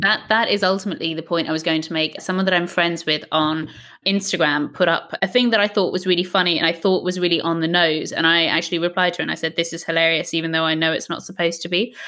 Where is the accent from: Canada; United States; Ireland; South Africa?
Ireland; I grew up in Ireland.